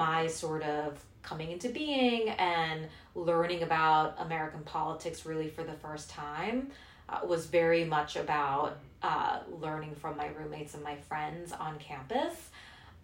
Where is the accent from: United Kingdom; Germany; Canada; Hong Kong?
Hong Kong; moved away as an adult; also born or lived in South Korea; now in United States; I was born in Korea. I grew up mostly in Hong Kong